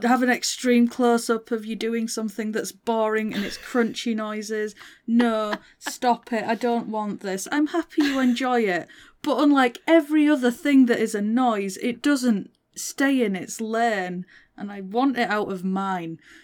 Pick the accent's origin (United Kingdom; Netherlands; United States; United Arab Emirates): United Kingdom; Northern England; accent: Northern; I'm Northern. I have to stop and speak properly when I'm speaking to someone who doesn't have my accent.